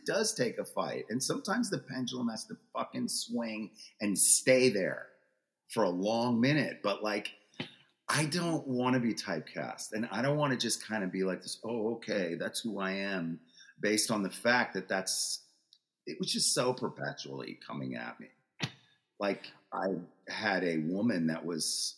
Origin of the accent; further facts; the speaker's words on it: Freeport, New York, United States; I was born in Freeport, Long Island, in 1964